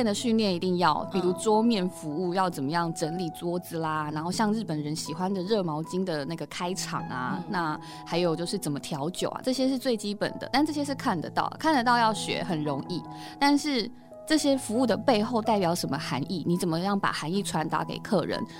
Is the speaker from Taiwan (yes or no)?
yes; Taiwan; 我们台湾人